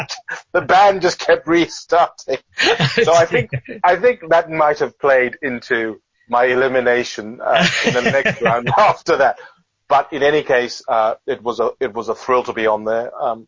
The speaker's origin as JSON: {"language": "English", "country": "United Kingdom", "lives_now": "Adelaide, Australia", "said": "I don't know how to put this politely to British people, and I am British, by the way, but she'd come to the place where she found England a little cold and wet. So she decided she wanted to come back to Adelaide."}